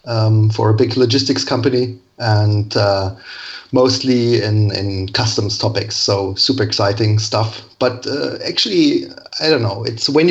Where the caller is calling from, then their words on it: Bonn, North Rhine-Westphalia, Germany; I'm calling from Germany, little city, Bonn. That's the former capital of Germany, actually. But it's a quite sleepy little city.